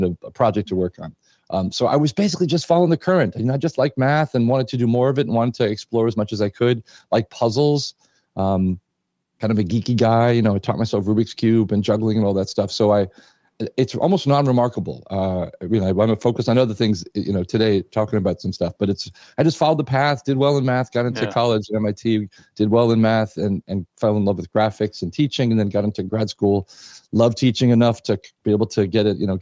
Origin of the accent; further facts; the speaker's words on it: New York City, New York, United States; moved away as an adult; also born or lived in Massachusetts / California; now in Berkeley, United States; I grew up in New York City, went to grade school in PS 94 in the Bronx